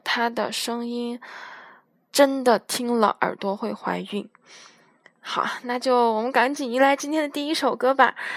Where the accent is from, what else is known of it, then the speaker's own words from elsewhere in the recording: Guiyang, Guizhou, China; 我是来自西南的一个省份，贵州的省会城市贵阳的